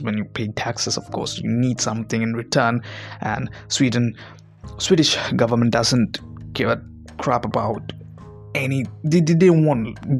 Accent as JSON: {"language": "English", "town": "Mumbai", "region": "Maharashtra", "country": "India", "said": "guy from Mumbai"}